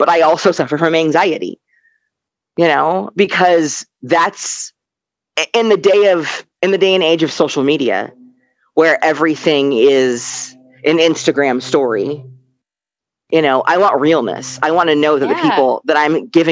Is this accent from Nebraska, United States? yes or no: yes; Omaha, Nebraska, United States; I grew up in Nebraska, a black gamer girl